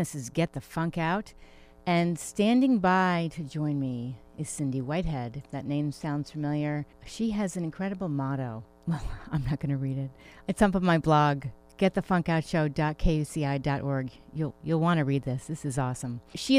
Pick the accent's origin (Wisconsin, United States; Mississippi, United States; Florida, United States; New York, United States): New York, United States; moved away; also born or lived in Connecticut; I grew up in New York and then Connecticut